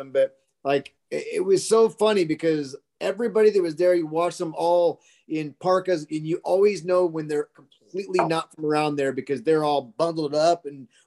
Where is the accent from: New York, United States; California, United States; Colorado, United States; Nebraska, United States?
Colorado, United States; I'm from Colorado